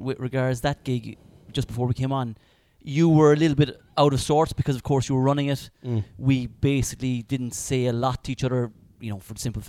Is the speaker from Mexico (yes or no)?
no; Clonakilty, Munster, Ireland; also born or lived in Spain; Grew up in Clonakilty. Born and bred, actually, in the house next door to where we are right now.